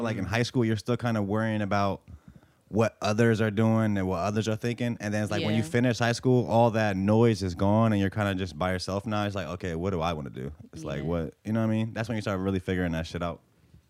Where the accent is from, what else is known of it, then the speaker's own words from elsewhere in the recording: Bosnia & Herzegovina; moved away; I'm from right by there. I'm from Bosnia. It's right next to Italy.